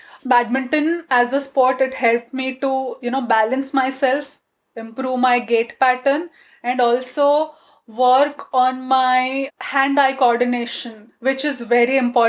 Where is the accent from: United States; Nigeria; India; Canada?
India; first language Gujarati; English is a second language; My mother tongue is Gujarati. I speak Hindi and I also speak other languages, and of course English is my second language or the third language.